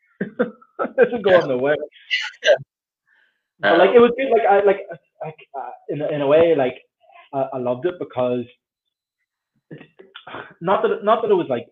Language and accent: English; Northern Ireland, United Kingdom; growing up here